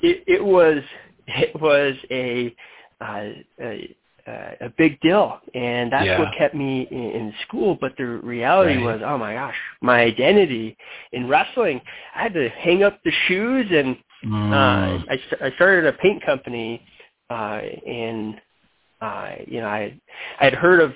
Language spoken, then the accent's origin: English; Denver, Colorado, United States; also born or lived in Michigan; I'm from Denver, Colorado